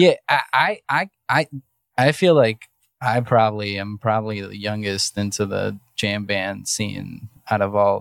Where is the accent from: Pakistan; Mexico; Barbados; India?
Mexico; now in Cleveland, United States; I was born in Mexico